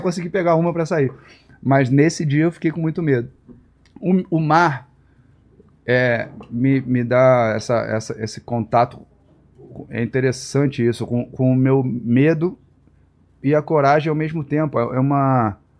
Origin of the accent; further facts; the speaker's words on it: Rio de Janeiro, Brazil; Nasci no Rio, é, em Vila Isabel